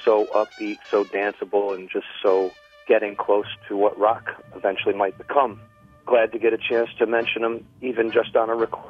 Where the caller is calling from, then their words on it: Oak Park, Illinois, United States; I'm calling from Oak Park, Illinois.